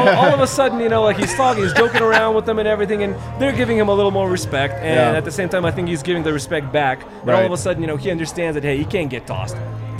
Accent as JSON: {"language": "English", "country": "Lithuania", "moved": "yes", "lives_now": "Colorado, United States", "said": "where I'm from Lithuania."}